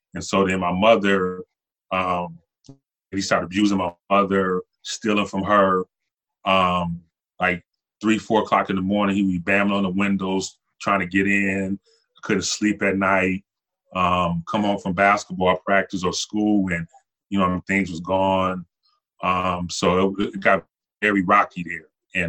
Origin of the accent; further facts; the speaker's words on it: Buffalo, New York, United States; also born or lived in Los Angeles; I was born in Los Angeles. My mother's out there. My father went away to Vietnam. So my mother was out in Los Angeles kind of struggling by herself. So she sent me back to Buffalo where she was from.